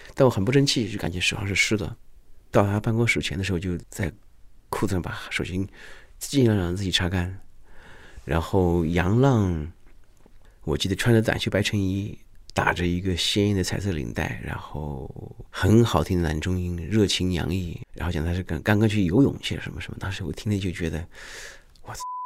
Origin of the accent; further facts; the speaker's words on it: Hunan, China; moved away as an adult; now in Beijing, China; 你说我回到湖南，我都觉得那是异乡